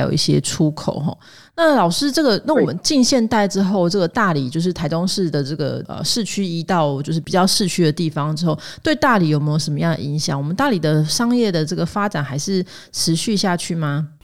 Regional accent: central Taiwan, Taiwan; 我是中部人，我希望大家多认识一下台中

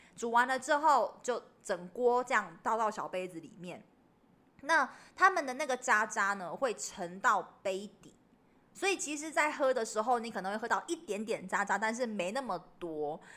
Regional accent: Taiwan; 因为我台湾本土本，本土土生土长的

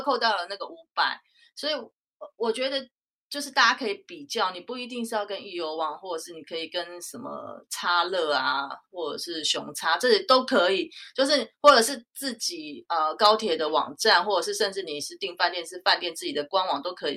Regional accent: Taichung, Taiwan; now in Taipei, Taiwan; 我是在台北工作，但是我老家是在台中，所以我，我过年我就一定会回去

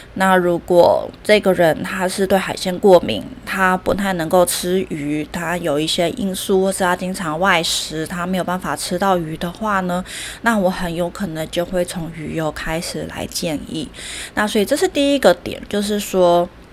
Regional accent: Taiwan; 我们台湾人个性都比较急嘛

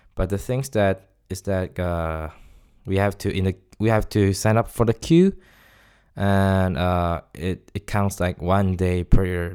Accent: Taiwan; first language Chinese; English is a second language; moved away as an adult; now in Stockholm, Sweden; I'm from Taiwan

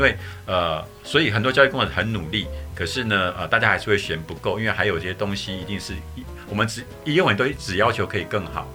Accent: Kaohsiung, Taiwan; moved away as an adult; now in Yilan, Taiwan; 我是高雄长大的孩子

